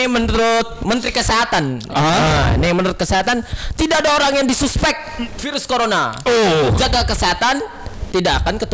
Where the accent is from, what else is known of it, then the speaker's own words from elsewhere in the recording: Java, Indonesia; Bukan, gue orang Jawa, gue orang Jawa.